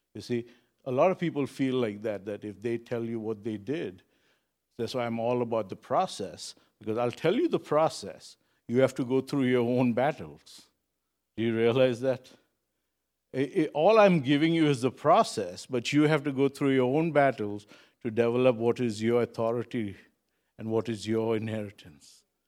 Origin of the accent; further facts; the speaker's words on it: Kuwait; moved away; I was born in Kuwait, and I got saved in Kuwait, and I still have friends in Kuwait